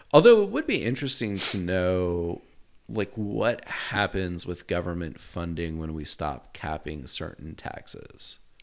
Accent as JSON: {"language": "English", "country": "United States", "said": "being an American"}